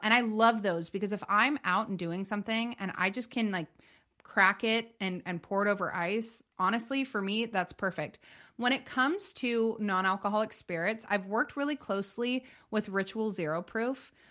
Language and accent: English; Northern California, United States; born and raised in Northern California